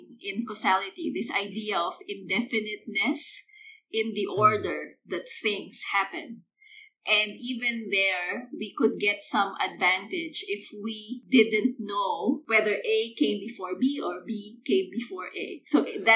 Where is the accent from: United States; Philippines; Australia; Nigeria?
Philippines; moved away as an adult; I grew up in the Philippines